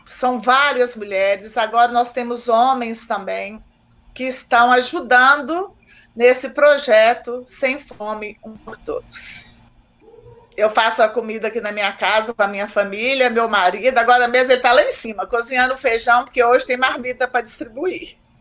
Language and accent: Portuguese; Águas Formosas, Minas Gerais, Brazil; now in Contagem, Brazil; eu moro em Contagem há 30 anos. Na verdade, eu nasci em Águas Formosas